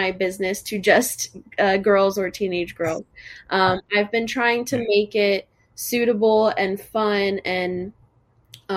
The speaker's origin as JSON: {"language": "English", "town": "Fort Myers", "region": "Florida", "country": "United States", "tie": "born or raised there", "also_born_or_lived": "Miami, Florida", "said": "I've lived in Fort Myers for most of my life since I was 7 years old"}